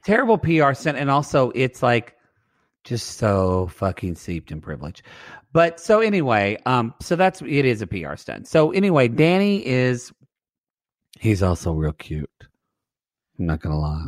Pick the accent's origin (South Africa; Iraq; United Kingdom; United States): United States; Southern Oklahoma; moved away; I'm from Southern Oklahoma